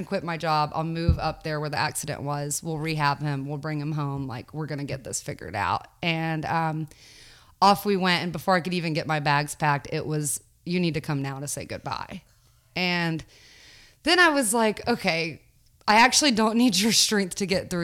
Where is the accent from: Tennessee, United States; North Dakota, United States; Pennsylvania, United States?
Tennessee, United States; Knoxville; I grew up in Knoxville, Tennessee